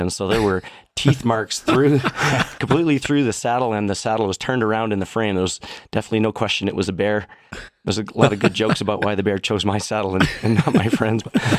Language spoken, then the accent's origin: English; Sylvan Lake, Alberta, Canada; Yeah, so I grew up in Sylvan Lake in Red Deer, Alberta.